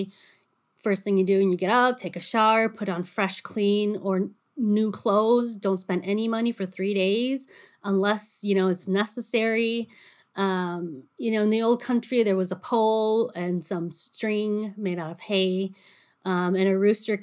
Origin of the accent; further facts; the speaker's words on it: United States; everybody knew I was from America